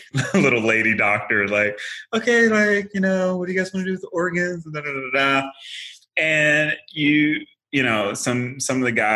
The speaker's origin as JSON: {"language": "English", "town": "Paducah", "region": "Kentucky", "country": "United States", "tie": "born or raised there", "moved": "as an adult", "said": "my hometown, which is a very, really small town, Paducah, Kentucky"}